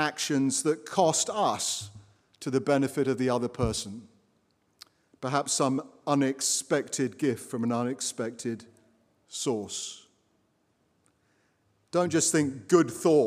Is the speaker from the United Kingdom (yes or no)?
yes; Watford, East of England, United Kingdom; now in United States